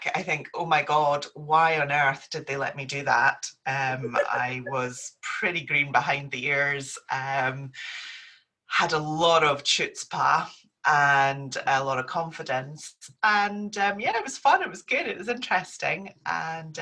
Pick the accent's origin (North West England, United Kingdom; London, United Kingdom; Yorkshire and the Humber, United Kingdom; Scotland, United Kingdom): Scotland, United Kingdom; Perth; also born or lived in Aberdeen / Glasgow / Bradford; I grew up in Perth before going off to university